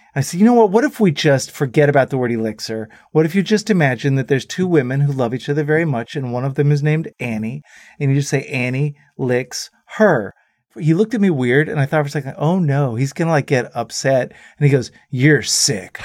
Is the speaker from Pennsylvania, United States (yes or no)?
no; Dallas, Texas, United States; we went home to Dallas